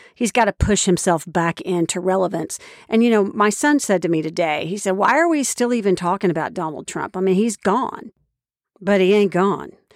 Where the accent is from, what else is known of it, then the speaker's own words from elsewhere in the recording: Oklahoma, United States; moved away as an adult; now in Washington, United States; I was raised in Oklahoma, which is the buckle of the Bible Belt